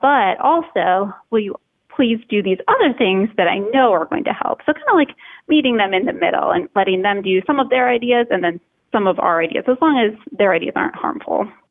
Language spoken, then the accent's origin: English; Minnesota, United States; moved away as an adult; also born or lived in Boston, Massachusetts; I grew up in Minnesota and kind of lived there as a child, went to college there